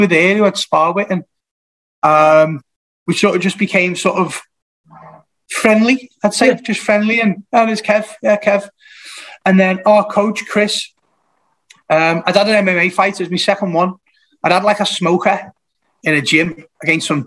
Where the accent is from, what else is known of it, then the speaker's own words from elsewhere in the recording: Kirkby, North West England, United Kingdom; moved away as an adult; also born or lived in Salisbury; now in Ormskirk, United Kingdom; I'm originally from Kirby in Liverpool